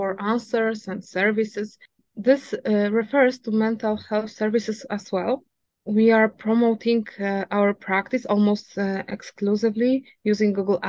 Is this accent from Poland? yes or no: yes; Poland; now in Calgary, Canada; we are from Poland, but now we live in Calgary.